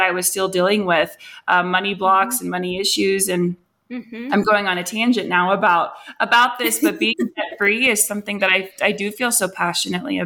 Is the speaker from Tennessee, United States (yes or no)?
no; Morgantown, West Virginia, United States; moved away as an adult; now in Colorado, United States; I grew up in Morgantown